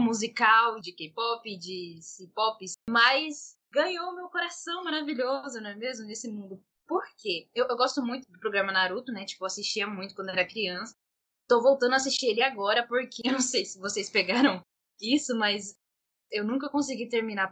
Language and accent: Portuguese; Cuiabá, Mato Grosso, Brazil; nós somos de Cuiabá, MT.